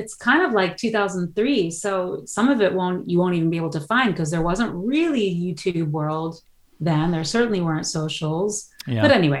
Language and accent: English; New York City, New York, United States; first language Dutch; English is a second language; moved away as an adult; also born or lived in Amsterdam, Netherlands; now in Netherlands; I grew up in New York City with my mom or New York and then New York City in my teenage years in the Bronx and went to public high school in the Bronx. And I visited my dad in Holland my entire life because we lived in Amsterdam when I was a kid, really little.